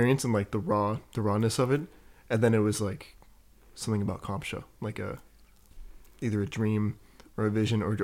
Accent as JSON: {"language": "English", "town": "East Wenatchee", "region": "Washington", "country": "United States", "tie": "born or raised there", "said": "I grew up in East Wenatchee with my non-native family"}